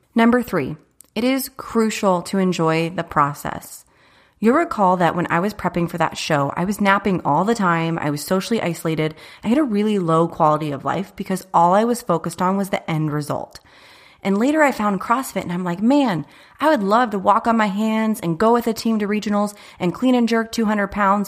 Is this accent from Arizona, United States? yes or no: yes; Chandler, Arizona, United States; I was born and raised in Chandler, not too far from here